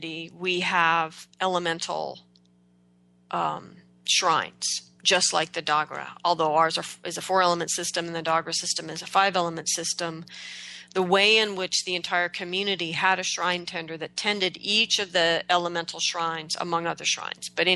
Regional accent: Oregon, United States; moved away as an adult; also born or lived in Manhattan; growing up in Oregon, I took my relationship with the earth entirely for granted

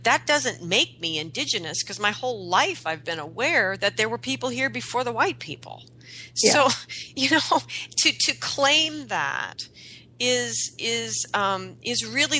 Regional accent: Pacific Northwest, United States; I grew up in the Pacific Northwest

